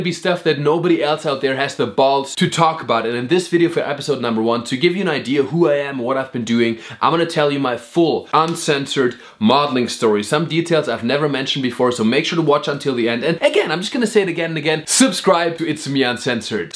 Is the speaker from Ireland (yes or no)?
no; Black Forest, Baden-Württemberg, Germany; I grew up in the Black Forest